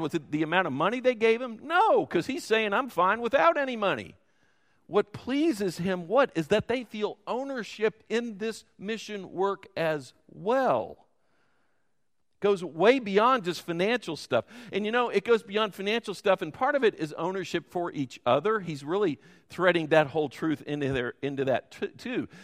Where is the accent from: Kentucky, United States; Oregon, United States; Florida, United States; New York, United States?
Kentucky, United States; Louisville; I grew up in Louisville and went to Muhammad Ali's high school